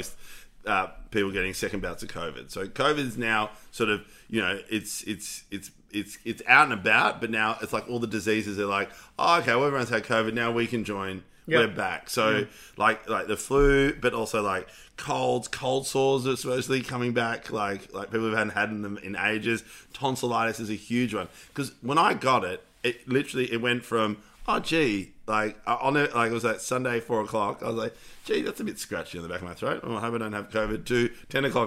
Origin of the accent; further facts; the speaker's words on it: Netherlands; moved away; in Holland, look, we've got the monarchy.